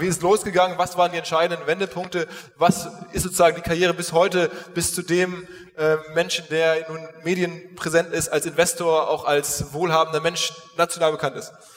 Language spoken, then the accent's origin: German; Essen, North Rhine-Westphalia, Germany; moved away as an adult; also born or lived in Dortmund; now in Hamburg, Germany; Bin aufgewachsen in Essen